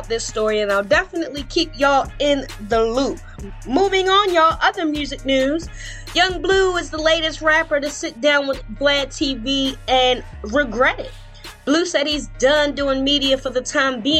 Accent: Baltimore, Maryland, United States; my hometown, Baltimore

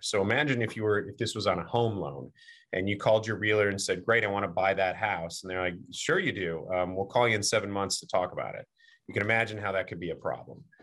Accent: Virginia, United States; my home state of Virginia.

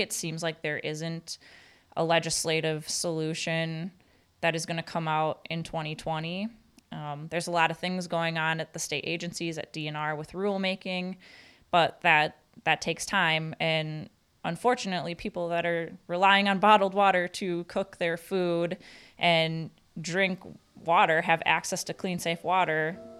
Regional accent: Marinette, Wisconsin, United States; Yes, I am from Marinette. I get to talk about this professionally and personally.

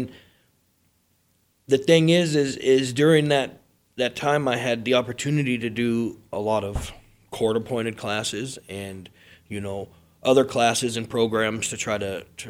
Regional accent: Glendale, Arizona, United States; I was born here in Phoenix.

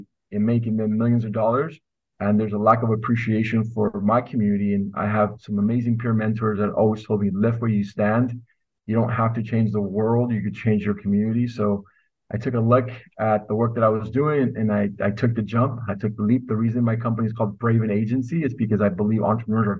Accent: Los Angeles, California, United States; also born or lived in Northern Mexico; So I went to school locally, and I'm from Los Angeles at UCLA

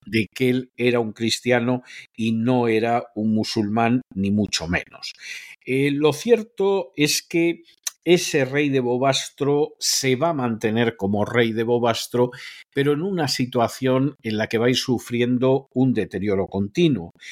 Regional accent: Spain; now in United States

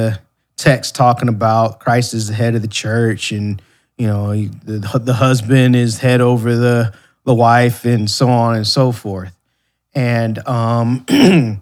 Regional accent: Ann Arbor, Michigan, United States; moved away; also born or lived in Ypsilanti, Michigan; I was born in Ann Arbor, Michigan, born and raised in the Ann Arbor and Ypsilanti area

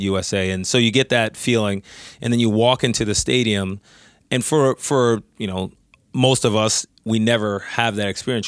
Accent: New York, United States; I'm from New York

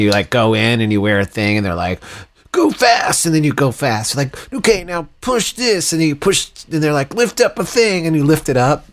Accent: Texas, United States; moved away; also born or lived in Boston / New York City; I grew up in Texas

